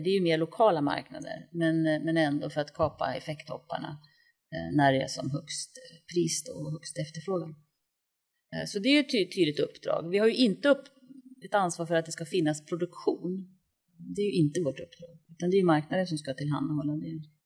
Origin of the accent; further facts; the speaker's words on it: Östersund, Jämtland, Sweden; moved away as an adult; now in Stockholm, Sweden; jag kommer från Östersund och flyttade till Stockholm 1983 när jag började på KTH